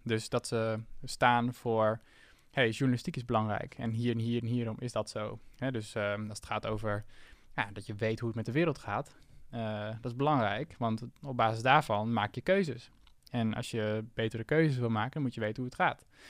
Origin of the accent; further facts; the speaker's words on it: Assen, Drenthe, Netherlands; moved away as an adult; also born or lived in Zwolle; Ik kom uit Assen. En ehm, eh, daar, ben ik, eh, daar ben ik opgegroeid